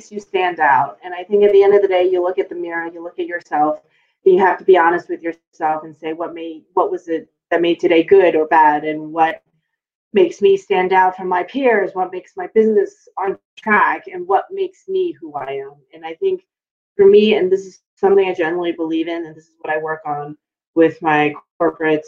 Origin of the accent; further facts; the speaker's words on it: United States; also born or lived in New York City; growing up in the States